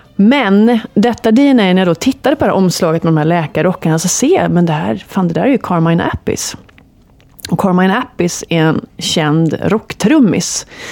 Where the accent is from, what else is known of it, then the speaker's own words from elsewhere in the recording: Gothenburg, Västra Götaland, Sweden; Jag är från Göteborg